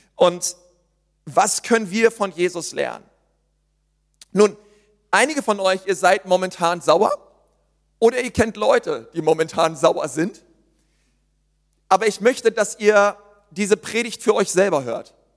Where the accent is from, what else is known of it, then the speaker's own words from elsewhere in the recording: Berlin, Germany; ich bin ja Berliner